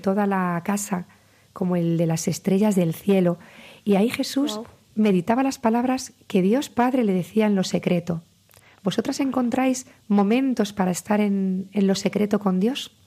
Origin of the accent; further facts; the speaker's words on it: Castilla-La Mancha, Spain; venimos de la Mancha